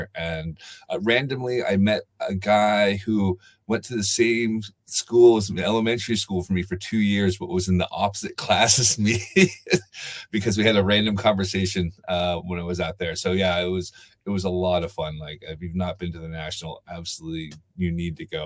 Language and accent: English; Bellevue, Washington, United States; moved away as an adult; now in Edinburgh, United Kingdom; I've been in Edinburgh for almost 20 years now, but I'm originally from Bellevue, Washington.